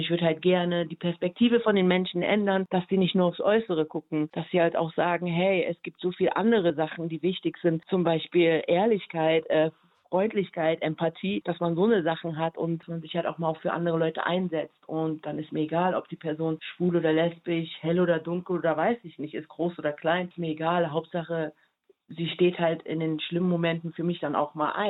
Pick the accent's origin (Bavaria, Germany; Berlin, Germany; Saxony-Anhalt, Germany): Berlin, Germany; born there; also born or lived in Tokyo; also ich bin ja in Berlin geboren und dann bin ich ja durch die ganze Welt gereist und habe dann zuletzt in Tokio gelebt.